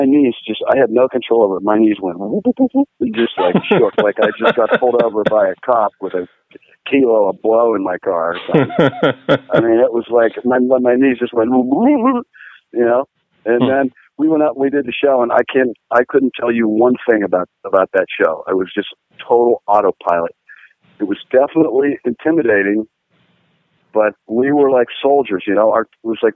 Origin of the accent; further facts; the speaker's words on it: Pittsburgh, Pennsylvania, United States; I'm from Pittsburgh